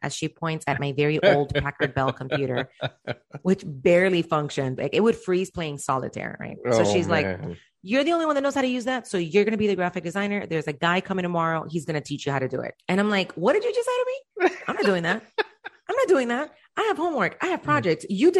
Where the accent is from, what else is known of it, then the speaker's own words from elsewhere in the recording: Cuba; born there; I was born in Cuba.